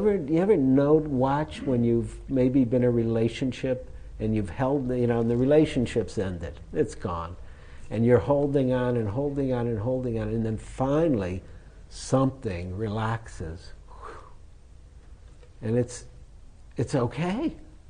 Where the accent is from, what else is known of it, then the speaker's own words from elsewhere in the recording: United States; being American